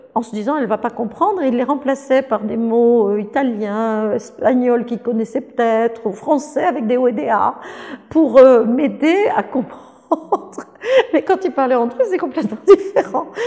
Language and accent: French; France; je suis française